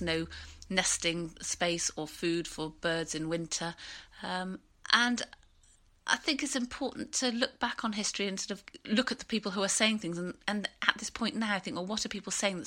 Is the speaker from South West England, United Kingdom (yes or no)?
yes; Bath, South West England, United Kingdom; I used to cycle to school, and I grew up in Bath